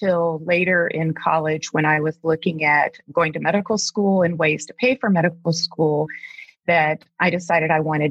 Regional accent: Deep South, United States; now in Alaska, United States; I grew up in the Deep South

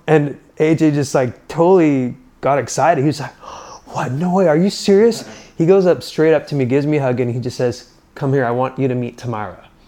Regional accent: Utah, United States; growing up in Utah

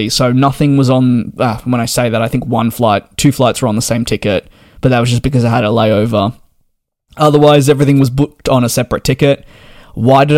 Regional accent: Australia; I'm Australian

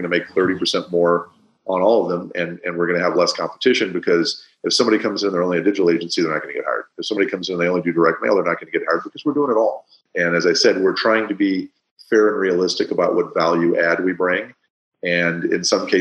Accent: Midwest, United States; now in California, United States; I grew up in the Midwest

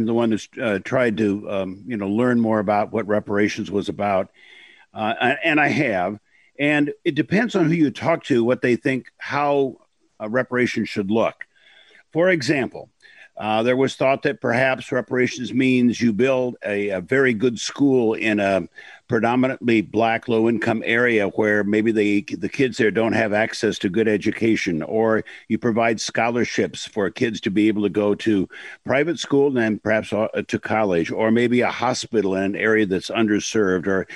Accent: Illinois, United States; moved away; also born or lived in Iowa; I was born in Illinois and lived in Iowa, but not too far from Evanston

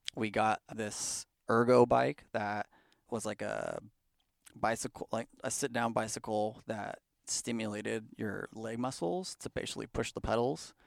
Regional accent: Bay Area, California, United States; also born or lived in Pleasanton, California / Livermore, California / Fremont, California; I grew up in Pleasanton, pretty much, uh, but mostly throughout the Bay Area. We moved around, uh, you know, as a young child

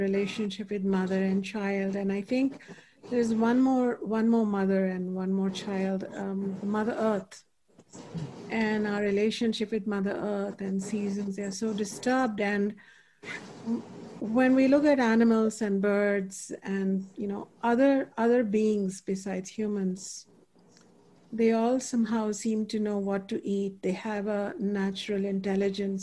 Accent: India; moved away; when I was growing up in India

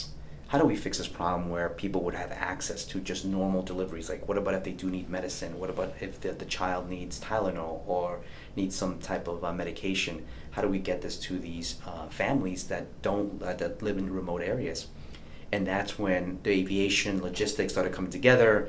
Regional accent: New York City, New York, United States; moved away as an adult; growing up in New York City at the age of 9, 10, I would sneak into Shea Stadium to watch the Mets.

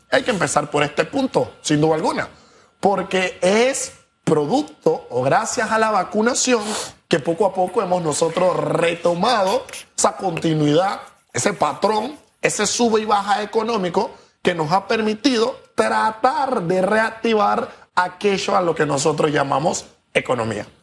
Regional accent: Panama; como panameños muchos tenemos

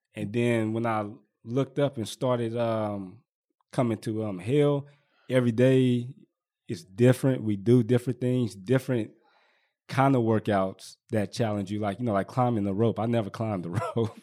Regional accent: Richmond, California, United States; I was born and raised out here in Richmond

